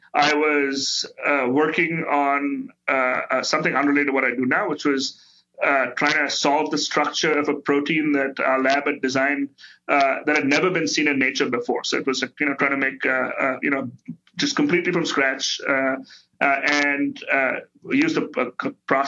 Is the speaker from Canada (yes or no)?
no; India; now in United States; I grew up in India